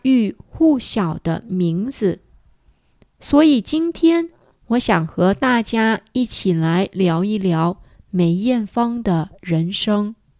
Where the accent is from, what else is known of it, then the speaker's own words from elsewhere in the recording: Guangdong, China; 我是广东人，我也说广东话。小时候，我也常常听香港的音乐。